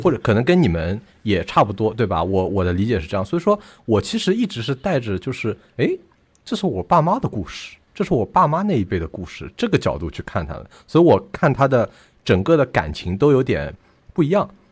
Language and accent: Chinese; Shanghai, China; 住在臭名昭著的洪镇老街片区